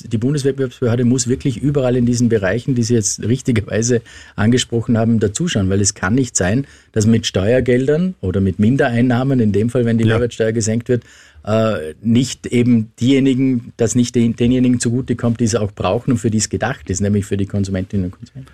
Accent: Austria; bei uns in Österreich

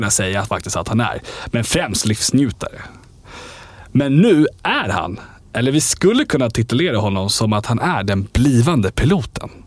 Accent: Falun, Dalarna County, Sweden; Jag är från Falun.

